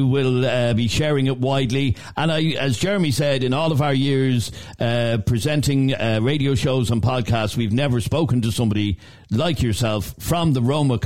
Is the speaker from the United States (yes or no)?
no; Ireland; we're Irish.